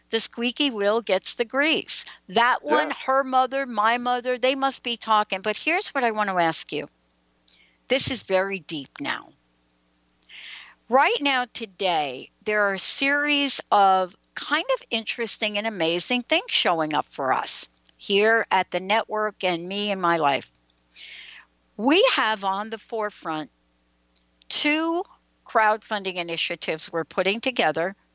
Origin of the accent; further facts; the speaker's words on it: East Coast, United States; Four of us on the call, we're all from the East Coast.